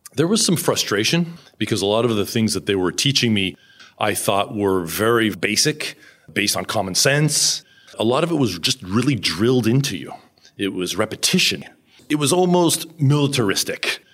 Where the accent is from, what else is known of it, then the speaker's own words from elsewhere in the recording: United States; now in Japan; I'm this American guy